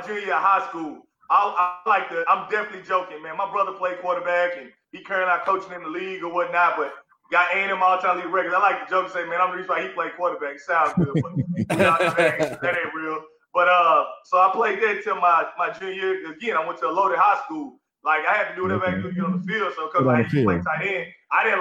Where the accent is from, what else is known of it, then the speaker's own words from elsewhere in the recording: Humble, Texas, United States; growing up in Humble, it was very competitive